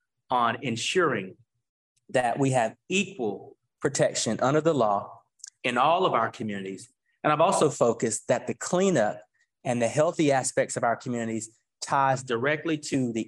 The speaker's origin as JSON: {"language": "English", "area": "Warren County", "region": "North Carolina", "country": "United States", "tie": "born or raised there", "said": "my hometown of North Carolina, Warren County"}